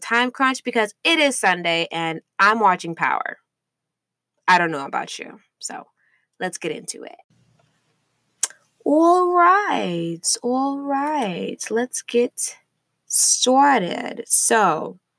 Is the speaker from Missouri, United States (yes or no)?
yes; St. Louis, Missouri, United States; I grew up in St. Louis, Missouri